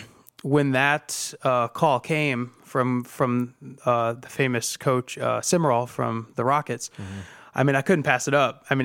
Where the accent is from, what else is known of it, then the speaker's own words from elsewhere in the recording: Toledo, Ohio, United States; I grew up in West Toledo, Washington local schools my entire life, and really have lived in this area